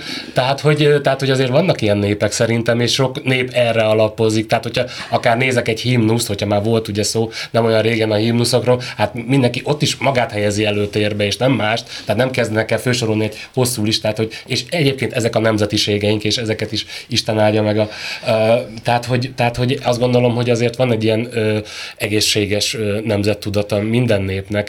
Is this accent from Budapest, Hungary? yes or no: no; Kiskunhalas, Bács-Kiskun, Hungary; én vidéki vagyok, ö, Kiskunhalason